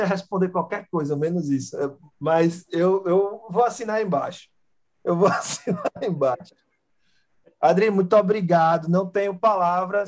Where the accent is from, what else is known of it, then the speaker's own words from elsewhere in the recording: Brazil; moved away as an adult; Eu sou brasileiro.